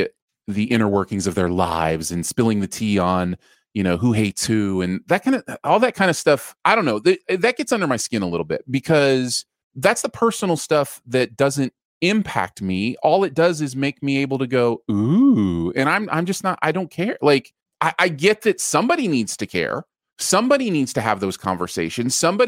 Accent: the North, United States; Like, you know, Northerners call it pop. That is not a surprise. And I am a Northerner. I come from the North.

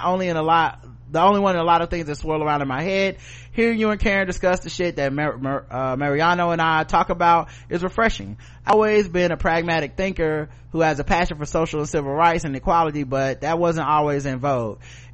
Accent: Canada; So while I'm a Canadian, I had my Thanksgiving a month ago.

